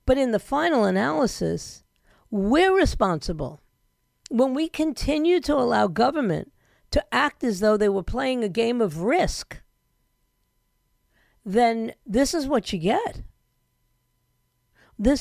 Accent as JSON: {"language": "English", "town": "Yonkers", "region": "New York", "country": "United States", "tie": "born or raised there", "said": "my hometown"}